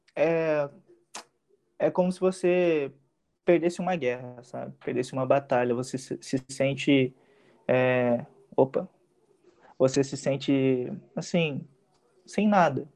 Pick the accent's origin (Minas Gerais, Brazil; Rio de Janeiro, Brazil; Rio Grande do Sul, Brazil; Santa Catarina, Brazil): Rio Grande do Sul, Brazil; also born or lived in United States; now in Taubaté, Brazil; eu sou natural do Rio Grande do Sul, mas eu moro em Taubaté faz muitos anos